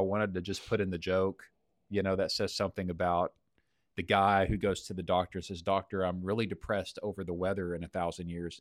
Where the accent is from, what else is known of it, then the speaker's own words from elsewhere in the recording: Texas, United States; as a Texan